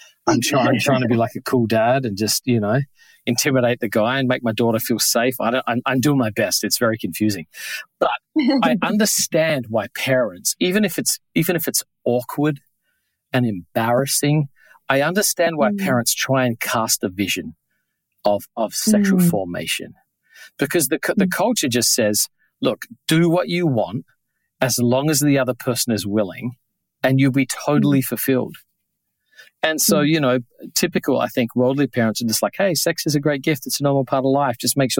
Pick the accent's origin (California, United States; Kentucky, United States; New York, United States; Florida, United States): New York, United States; particularly growing up in New York